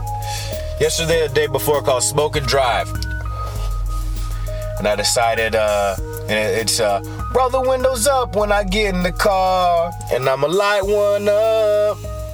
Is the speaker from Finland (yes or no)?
no; Illinois, United States; And it's odd, you know, I came from Illinois. It was a predominantly black school, which was my first experience with that.